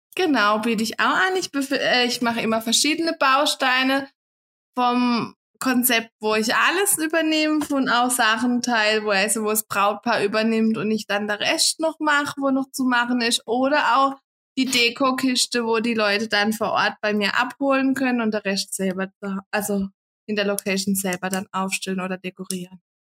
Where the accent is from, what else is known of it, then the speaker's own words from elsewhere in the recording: Kappel, between Offenburg and Freiburg, Baden-Württemberg, Germany; komme aus kappel Raum zwischen Offenburg und Freiburg.